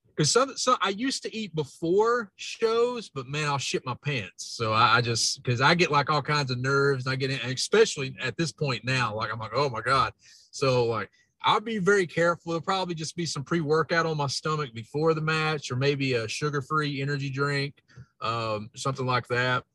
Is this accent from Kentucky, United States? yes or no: yes; Kentucky, United States; accent: hillbilly; my accent, man, it was always pointed out. And I was like, yeah, I'm a hillbilly. I'm from Kentucky